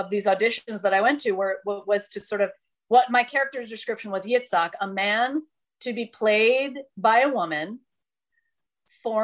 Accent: Detroit, Michigan, United States; moved away as an adult; now in New York City, United States; I had come from Detroit, which was my hometown

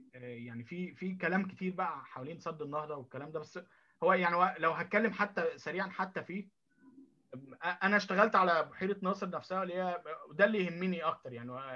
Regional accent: Egypt; moved away as an adult; now in Tokyo, Japan; احنا كمصريين

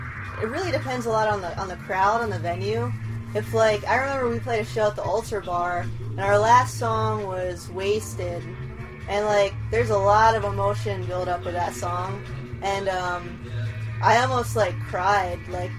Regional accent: Newville, Pennsylvania, United States; I'm originally from a little town called Newville, Pennsylvania.

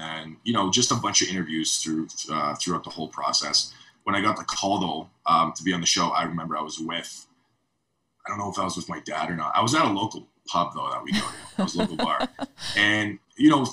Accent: Canada; as a Canadian

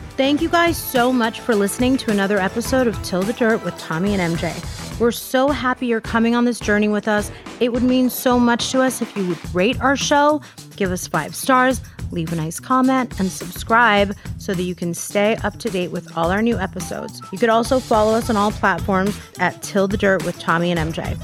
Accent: East Coast, United States; moved away; also born or lived in Beverly Hills; we're both from the East Coast

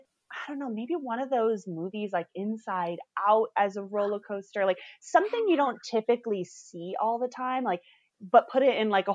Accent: Northern California, United States; I grew up in Northern California

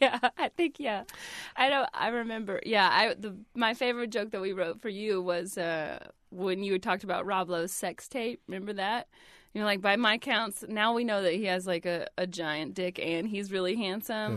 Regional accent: Georgia, United States; moved away; I didn't make it to Atlanta because it was, you know, kind of my home state

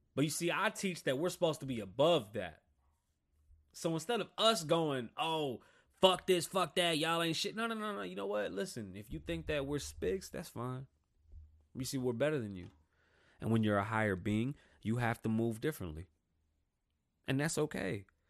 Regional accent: New York City, New York, United States; now in Las Vegas, United States; I grew up in New York City, and then I came to Las Vegas

